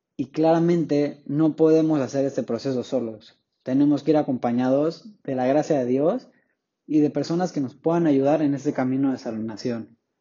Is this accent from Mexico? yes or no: yes; Tapachula, Chiapas, Mexico; soy originario de Tapachula, Chiapas, hasta el sur de México